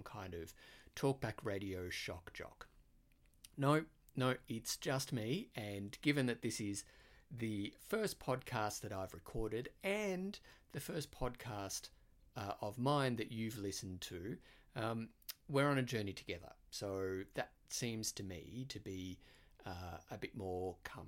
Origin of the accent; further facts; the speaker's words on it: Australia; accent: Australian; moved away; I am Australian